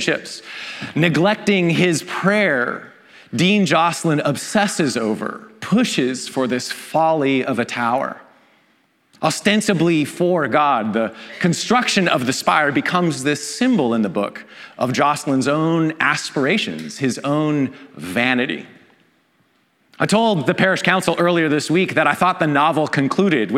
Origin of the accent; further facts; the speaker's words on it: Canada; I'm Canadian.